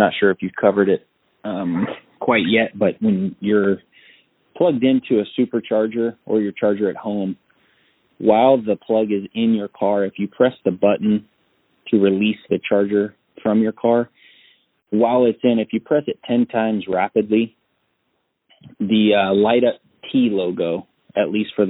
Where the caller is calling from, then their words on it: Carlsbad, California, United States; I'm calling from Carlsbad, which is in San Diego County.